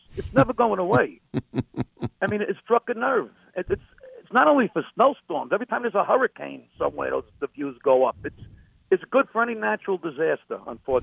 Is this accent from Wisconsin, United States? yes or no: no; New York City, New York, United States; now in New Jersey, United States; I'm from Brooklyn